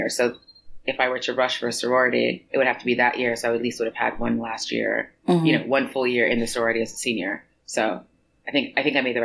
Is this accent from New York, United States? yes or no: yes; New York City, New York, United States; moved away as an adult; also born or lived in Mandeville, Jamaica / Connecticut; now in Paris, France; I moved to New York City when I was 4 years old and pretty much lived there